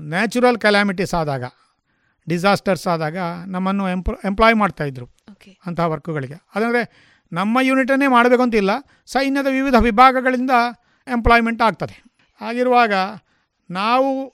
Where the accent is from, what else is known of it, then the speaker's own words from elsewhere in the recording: Puttur, Karnataka, India; also born or lived in Manila, Punacha village, Bantwal taluk; ನನ್ನ ಹುಟ್ಟಿದ ಸ್ಥಳ ಬಂಟ್ವಾಳ ತಾಲೂಕಿನ ಪುಣಚ ಗ್ರಾಮದ ಮಣಿಲ ಎಂಬಲ್ಲಿ ಬಾಲ್ಯ ಮತ್ತು ವಿದ್ಯಾಭ್ಯಾಸದ ಸ್ಥಳ ಪುತ್ತೂರು